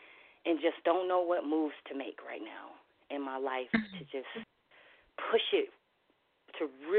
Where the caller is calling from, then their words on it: Minnesota, United States; I'm calling from Minnesota.